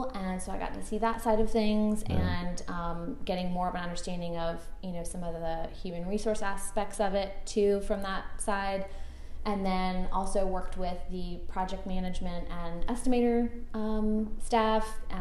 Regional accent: Suffolk, Virginia, United States; also born or lived in Portsmouth, Virginia; I grew up in Suffolk here locally, and my family's business has always been in Portsmouth, and I went to school in Portsmouth at Portsmouth Christian. So born and bred here, raised here, a local kid

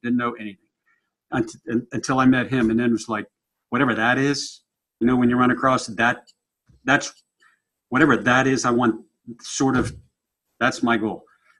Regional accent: Maryland, United States; I grew up in Maryland.

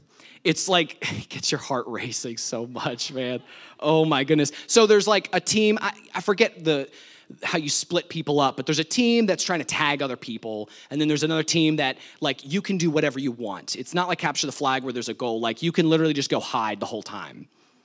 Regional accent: New Jersey, United States; this was at my parents' house when I was growing up in New Jersey. They have some land, and we're in the woods, kind of, and we had a couple horses

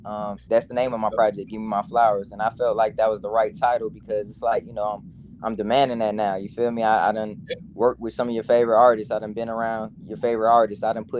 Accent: Atlanta, Georgia, United States; But growing up in Atlanta, it was pretty dope, you know what I mean?

